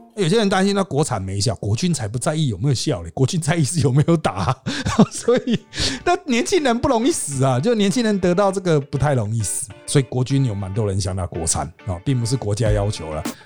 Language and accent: Chinese; Taiwan; 我们台湾人